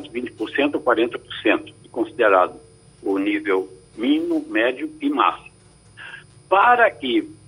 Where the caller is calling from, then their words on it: Cabo de Santo Agostinho, Pernambuco, Brazil; eu sou aqui do Cabo de Santo Agostinho.